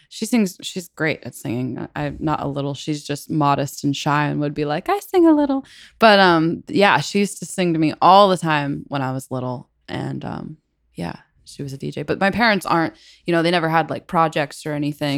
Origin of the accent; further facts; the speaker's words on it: Battle Ground, Washington, United States; I am from a town called Battleground, Washington